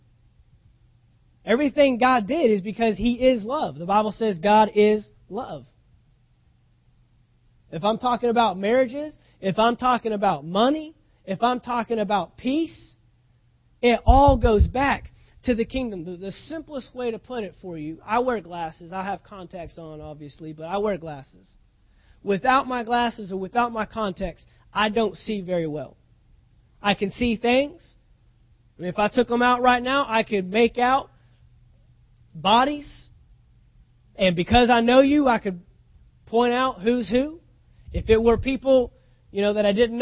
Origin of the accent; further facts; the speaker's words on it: United States; we're American citizens because we were born in this nation